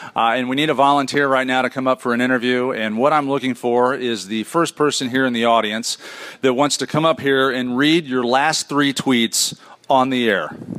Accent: Indianapolis, Indiana, United States; accent: northern; I'm from Indianapolis

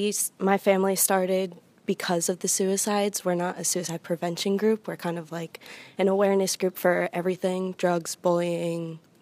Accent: Manasquan, New Jersey, United States; I'm from Manasquan, New Jersey, and we have the largest suicide cluster in the country.

